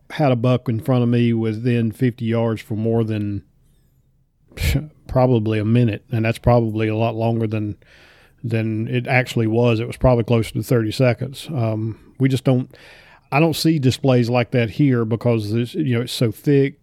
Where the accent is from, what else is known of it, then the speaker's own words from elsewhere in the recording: North Carolina, United States; growing up in North Carolina